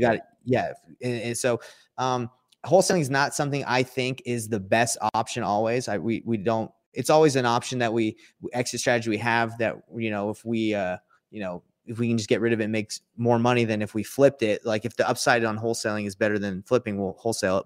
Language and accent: English; Atlanta, Georgia, United States; I grew up in Atlanta, Georgia